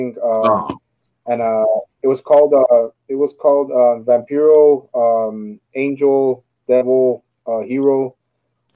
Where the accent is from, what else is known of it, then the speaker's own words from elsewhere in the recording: El Paso, Texas, United States; I'm from El Paso, Texas, and Juarez, we're a border city.